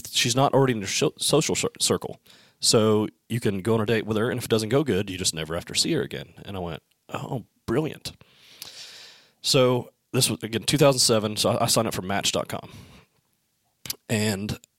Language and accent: English; Alabama, United States; I'm from Alabama